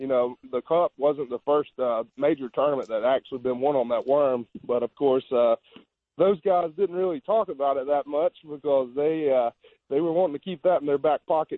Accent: Lay Lake, Alabama, United States; I grew up on Way Lake. I'm 15 minutes from there.

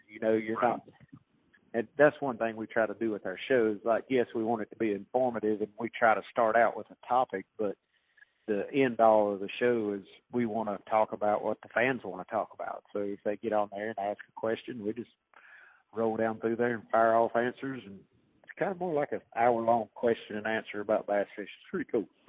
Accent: North Carolina, United States; my home state

